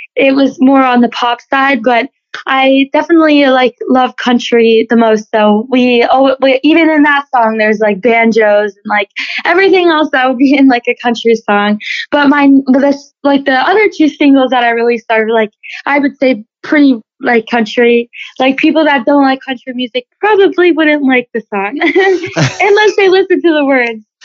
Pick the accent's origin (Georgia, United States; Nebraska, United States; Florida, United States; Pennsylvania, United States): Florida, United States; Loxahatchee; I was born and raised here in Loxahatchee, Florida